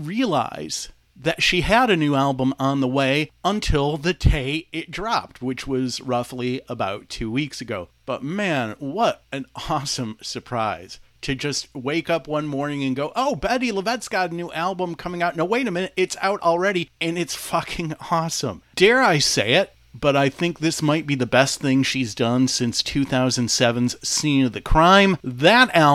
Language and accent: English; Detroit, Michigan, United States; my hometown of Detroit